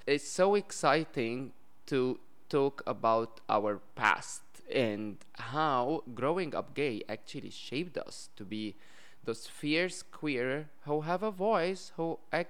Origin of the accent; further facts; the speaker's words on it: Egypt; I'm more from the Egyptian side